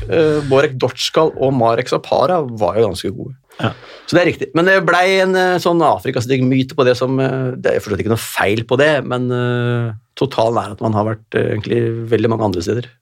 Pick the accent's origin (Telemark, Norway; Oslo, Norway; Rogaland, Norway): Oslo, Norway; Jeg er fra Kjelsås